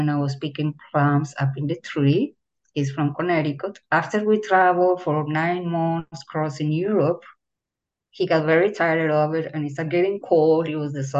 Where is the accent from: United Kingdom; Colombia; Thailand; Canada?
Colombia; moved away as an adult; also born or lived in Bogota, Colombia / Barranquilla, Colombia / Paris, France; when I was very, very, very young, growing up in Colombia.